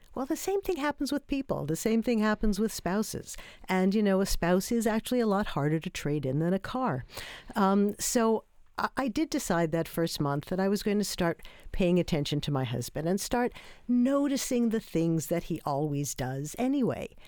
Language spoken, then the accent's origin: English; New York, United States; I'm from New York